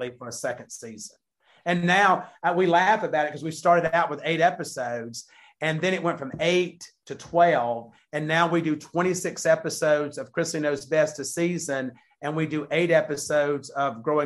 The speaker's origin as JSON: {"language": "English", "region": "the South", "country": "United States", "said": "we're from the South."}